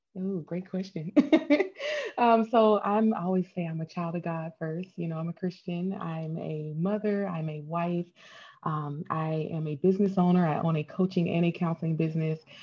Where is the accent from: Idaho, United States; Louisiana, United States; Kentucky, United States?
Louisiana, United States; Hammond; moved away as an adult; also born or lived in Boulder, Colorado; I moved away from a small town in Louisiana. I'm from Hammond, Louisiana